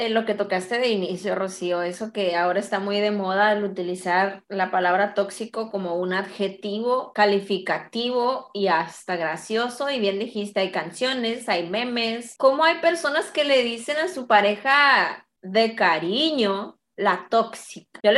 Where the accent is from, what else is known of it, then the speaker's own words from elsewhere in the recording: Mexico; soy mexicana, soy psicóloga, hipnoterapeuta y coach ontológico.